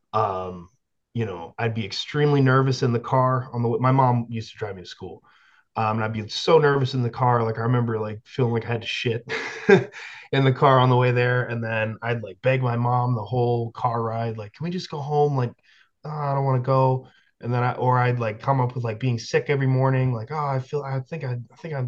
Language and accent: English; West Virginia, United States; also born or lived in Canada; I am Canadian, but I only lived there for like 3 years. This was in West Virginia